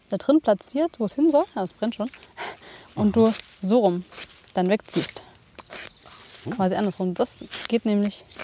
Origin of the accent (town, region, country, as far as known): Germany